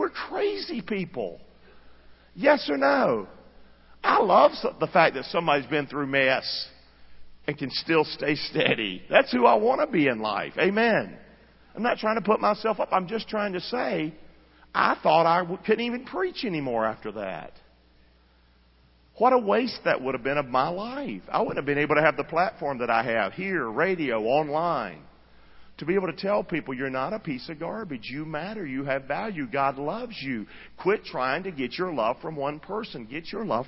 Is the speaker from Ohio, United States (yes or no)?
no; Rockingham, North Carolina, United States; I'm from Rockingham. Grew up the son of a drunk